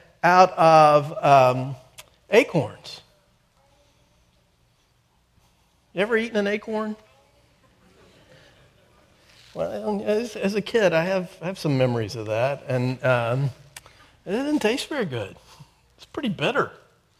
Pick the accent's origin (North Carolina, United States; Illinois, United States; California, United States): North Carolina, United States; I'm from North Carolina.